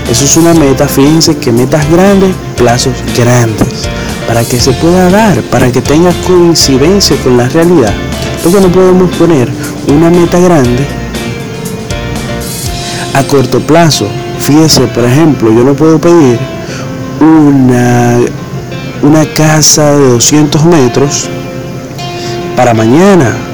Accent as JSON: {"language": "Spanish", "country": "Dominican Republic", "said": "tengo 24 años y vengo de República Dominicana."}